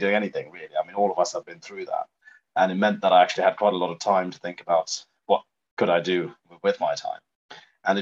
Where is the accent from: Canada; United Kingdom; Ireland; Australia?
United Kingdom; Norfolk, East of England; moved away as an adult; also born or lived in Sri Lanka; now in London, United Kingdom; I grew up in Norfolk